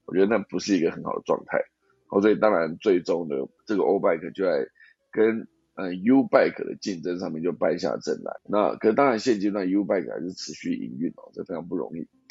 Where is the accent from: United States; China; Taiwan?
Taiwan; 因为我是台湾人，那我在住在台湾这个地方